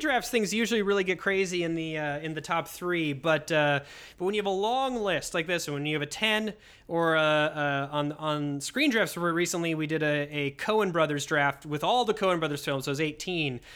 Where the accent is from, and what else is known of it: Hopkins, Minnesota, United States; born or raised there